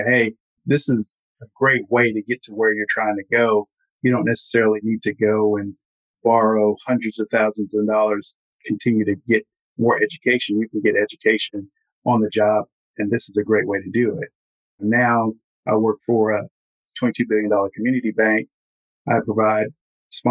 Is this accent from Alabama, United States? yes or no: yes; Huntsville, Alabama, United States; also born or lived in Jackson County, Alabama; I was born in Jackson County and grew up in Huntsville, Alabama, the Space Center